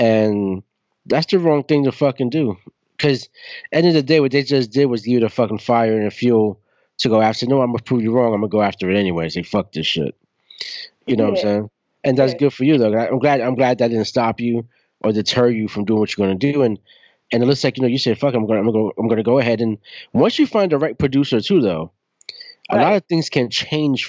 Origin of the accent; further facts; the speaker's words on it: New York City, New York, United States; I grew up in Brooklyn